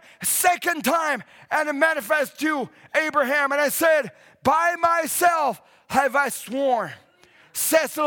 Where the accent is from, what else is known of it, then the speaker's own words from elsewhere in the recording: China; now in Canada; I come from China and coming into Canada